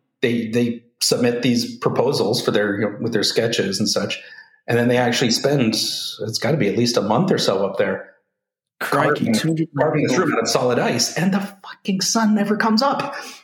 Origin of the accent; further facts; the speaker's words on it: Vancouver, British Columbia, Canada; now in Gothenburg, Sweden; the pretentious little part of Vancouver I grew up in.